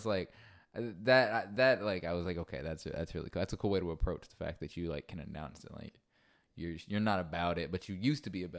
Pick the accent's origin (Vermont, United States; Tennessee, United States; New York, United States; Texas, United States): Tennessee, United States; Middle; now in Nashville, United States; I'm from Middle Tennessee, but like, I guess Nashville, the latter half, like right after college, so like 2016 or so.